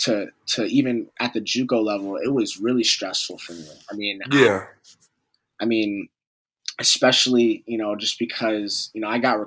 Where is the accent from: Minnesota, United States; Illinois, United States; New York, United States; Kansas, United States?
New York, United States; New York City; I grew up in New York City where basketball is, like, you know, really prominent.